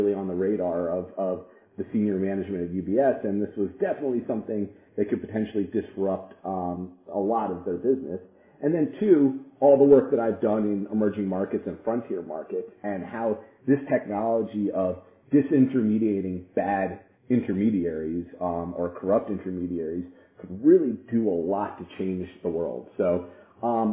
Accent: New York, United States; also born or lived in Washington, D.C. / China / Hong Kong; I grew up here in New York, where I'm sitting right now at the Horizen Labs offices

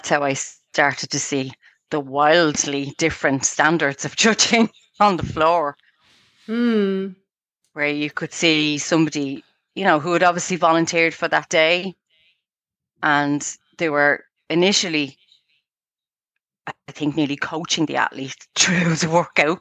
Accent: Dublin, Leinster, Ireland; moved away as an adult; now in Clonee, Ireland; I'm originally from a place called Cabra in Dublin

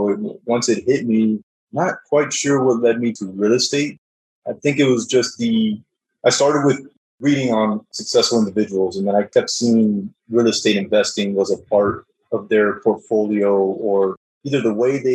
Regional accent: South Florida, United States; now in Dallas, United States; I'm originally from South Florida. Now I live in Dallas

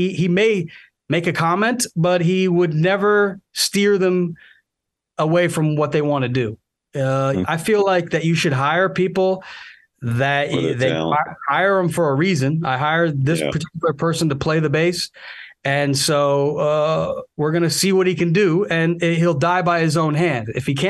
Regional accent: Chicago, Illinois, United States; moved away; I'm originally from the Chicago area

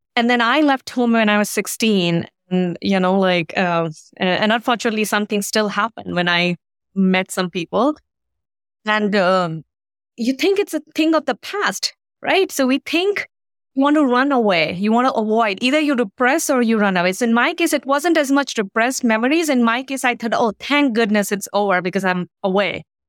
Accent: India; moved away; I grew up in India.

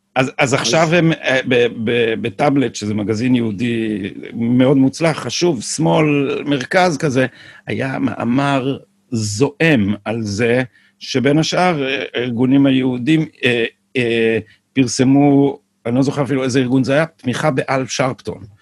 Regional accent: Jerusalem, Jerusalem District, Israel; כשהייתי ילד בירושלים

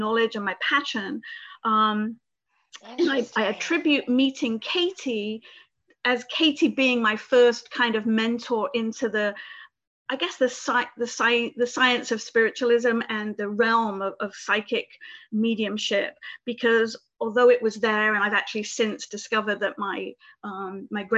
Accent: Reading, South East England, United Kingdom; moved away as an adult; also born or lived in Albany / Florida; now in United States; I come from the United Kingdom, right southwest of London in Reading in Berkshire, which is near Windsor.

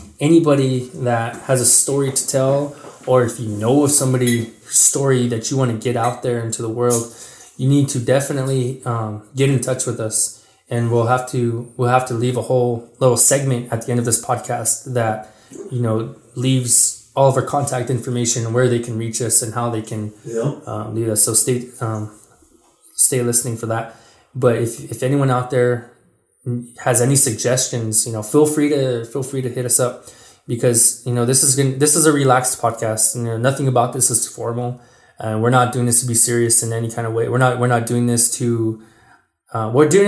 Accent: Mescalero, New Mexico, United States; moved away; growing up in the Mescalero schools

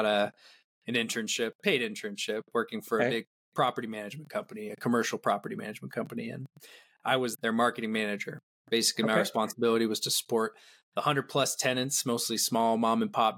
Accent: Ashland, Oregon, United States; I grew up here in Oregon in a small town called Ashland and just had a great childhood.

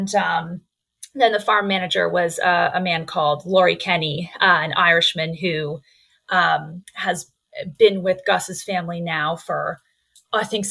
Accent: Canada; accent: Canadian; I am from Canada

